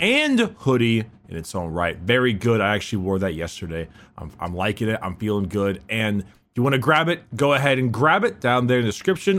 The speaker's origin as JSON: {"language": "English", "country": "United States", "said": "we're American"}